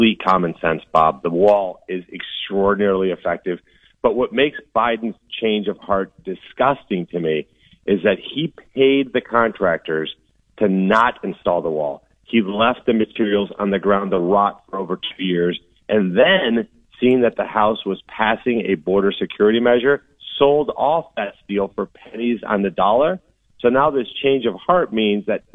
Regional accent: Colombia; now in United States; I was born in Colombia, South America

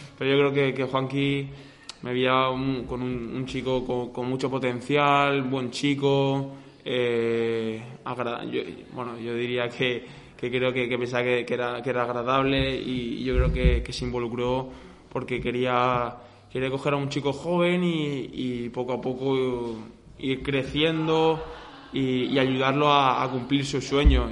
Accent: Murcia, Region of Murcia, Spain; now in Villena, Spain; Soy murciano, soy murciano. Murcia, Murcia por delante siempre

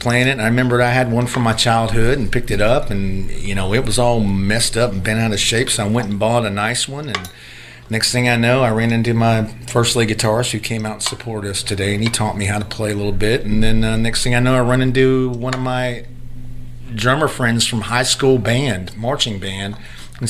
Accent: area 30 miles northwest of Port St. Joe, Florida, United States; also born or lived in Port St. Joe, Florida; I'm originally born in Port St. Joe, which is 30 miles right southeast of here, but grew up my entire life here

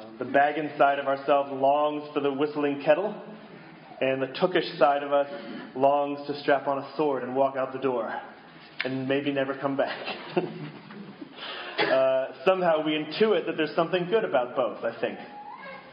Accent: Boston, Massachusetts, United States; I grew up in Boston, where supposedly the TV show Cheers was from

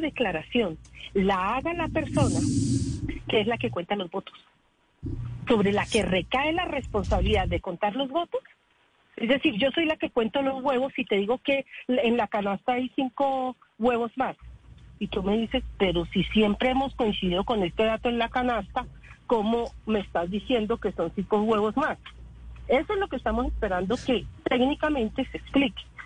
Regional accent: Colombia; somos los colombianos

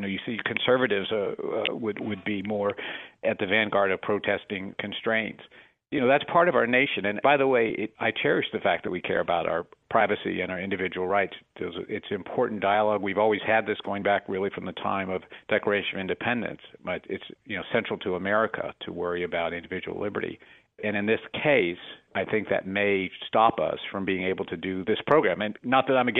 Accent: West Virginia, United States; now in Palo Alto, United States; I live in Palo Alto, but I am from West Virginia, and I spend a lot of time in both places.

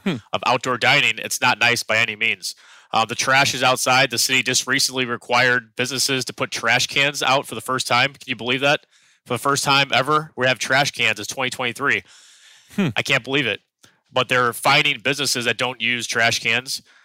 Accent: St. Louis, Missouri, United States; now in New York City, United States; I'm from St. Louis, Missouri. We have alleys in the back behind our homes

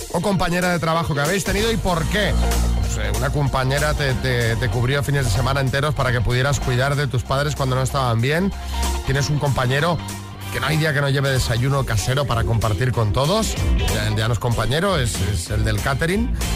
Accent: Villalba, Spain; soy de Villalba, no de Valencia

